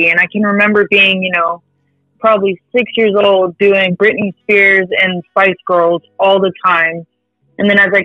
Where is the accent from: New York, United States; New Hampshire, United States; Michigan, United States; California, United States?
California, United States; now in North Texas, United States; I'm from California, born and raised